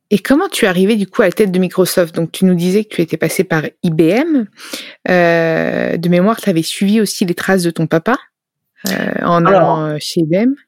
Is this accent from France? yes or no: no; Tuscany, Italy; also born or lived in Milan; je viens de Toscane